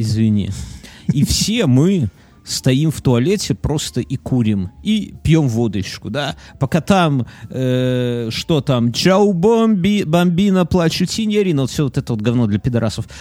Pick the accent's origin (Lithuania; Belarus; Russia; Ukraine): Belarus; мы как белорусы, например, как люди, живущие здесь